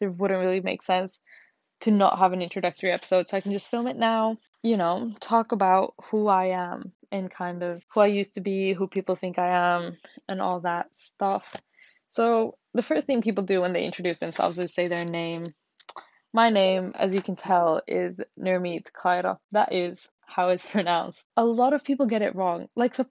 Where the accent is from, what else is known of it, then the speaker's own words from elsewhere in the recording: Finland; I was born and raised in Finland. I have never lived anywhere else except Finland